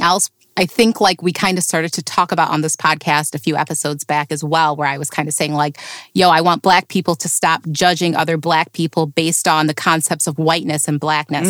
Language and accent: English; upstate New York, United States; not New York City though, upstate New